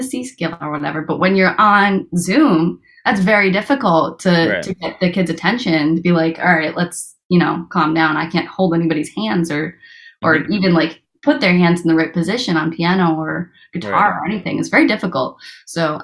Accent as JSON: {"language": "English", "region": "Rhode Island", "country": "United States", "said": "I'm from Rhode Island"}